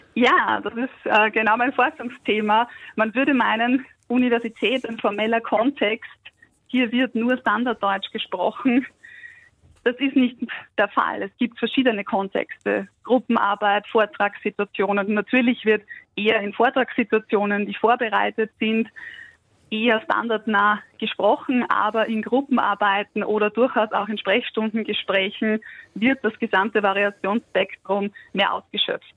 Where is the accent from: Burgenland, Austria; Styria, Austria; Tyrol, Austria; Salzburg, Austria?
Burgenland, Austria; moved away as an adult; now in Vienna, Austria; ich komme aus dem Burgenland, aus dem kleinsten Bundesland in Österreich, eine Stunde von Wien entfernt, aber zum Studieren damals vor über zehn Jahren nach Wien gekommen